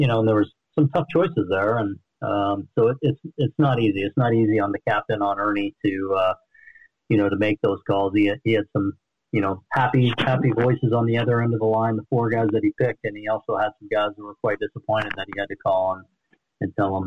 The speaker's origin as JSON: {"language": "English", "region": "East Coast", "country": "United States", "tie": "born or raised there", "moved": "as an adult", "said": "growing up on the East Coast, but then going to BYU and spending a lot of time in the West"}